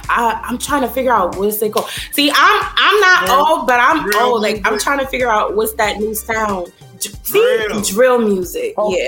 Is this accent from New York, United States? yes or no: yes; New York City, New York, United States; Growing up in the Bronx for me, I have so many beautiful memories. Bronx is home.